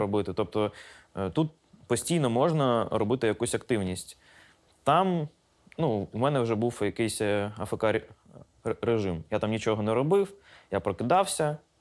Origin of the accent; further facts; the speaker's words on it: Kherson, Kherson Oblast, Ukraine; moved away as an adult; also born or lived in Cherkasy / Poltava / Mykolaiv; now in Kyiv, Ukraine; Я народився в Херсоні.